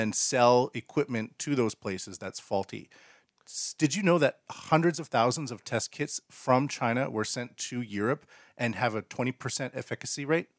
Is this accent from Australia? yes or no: no; Canada; now in Japan; I'm a Canadian